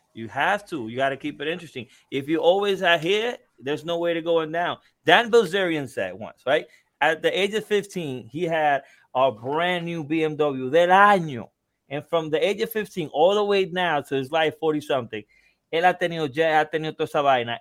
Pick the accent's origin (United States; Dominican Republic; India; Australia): Dominican Republic; In DR, you know, you know where I'm from, in, in, in my in my hometown in DR